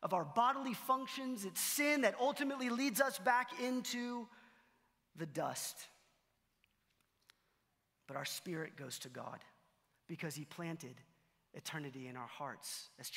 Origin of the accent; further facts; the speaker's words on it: Allen, Texas, United States; I'm from Allen, Texas